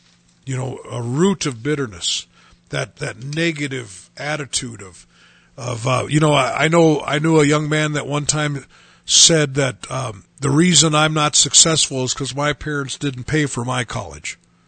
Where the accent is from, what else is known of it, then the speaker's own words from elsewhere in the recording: Chicago, Illinois, United States; just because I'm from Chicago, I got the really long sentence.